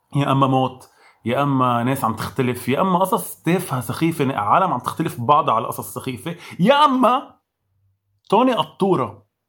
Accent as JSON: {"language": "Arabic", "country": "Lebanon", "said": "مش بس كلبنانيه كعرب"}